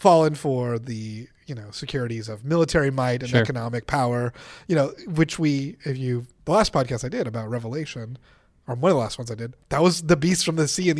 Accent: Texas, United States; I'm also from Texas.

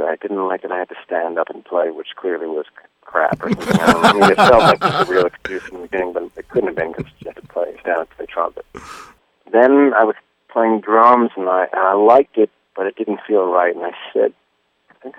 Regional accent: New York City, New York, United States; growing up in New York is pretty insane

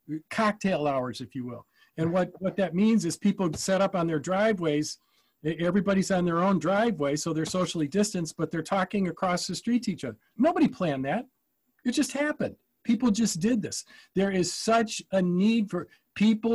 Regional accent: Ann Arbor, Michigan, United States; When I was growing up in Ann Arbor

